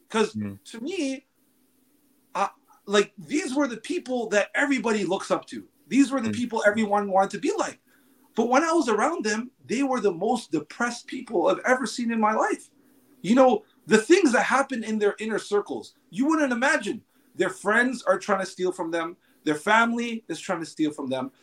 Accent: Los Angeles, California, United States; I was born and raised in Los Angeles.

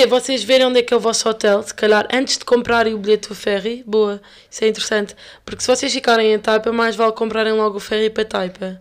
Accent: Lisbon, Portugal; nós que somos de Lisboa

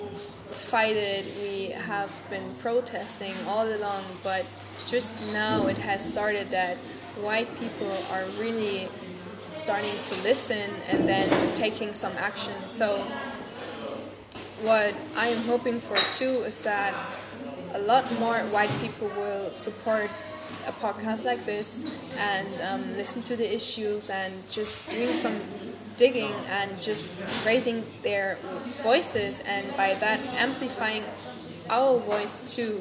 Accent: Bremen, Germany; a neighborhood like the one I grew up in Gröpeling, Bremen

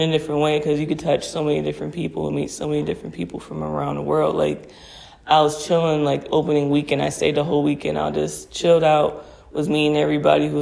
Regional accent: Cleveland, Ohio, United States; moved away; I'm from Cleveland

